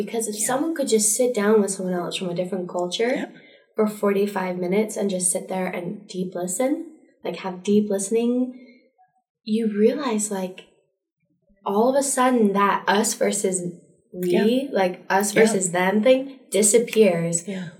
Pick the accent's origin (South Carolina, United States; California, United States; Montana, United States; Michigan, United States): Montana, United States; I'm from Montana. Let's just be clear about